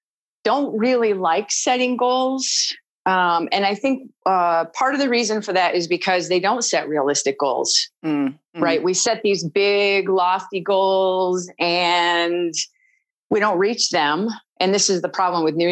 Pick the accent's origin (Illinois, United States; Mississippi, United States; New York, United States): New York, United States; Waterloo; now in Oakland, United States; I was born in Waterloo, New York